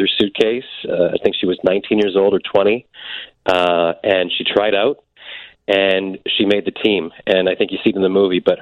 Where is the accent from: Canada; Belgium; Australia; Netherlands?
Canada; I grew up in Canada